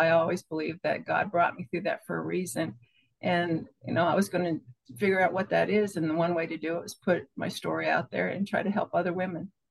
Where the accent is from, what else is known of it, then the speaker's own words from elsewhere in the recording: Pennsylvania, United States; now in Florida, United States; I was born in Pennsylvania. I'm a farm girl, quiet